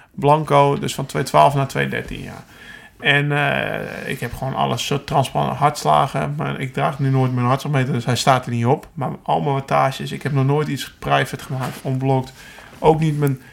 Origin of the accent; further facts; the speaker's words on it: Alkmaar, North Holland, Netherlands; ik kom uit Alkmaar, Noord-Holland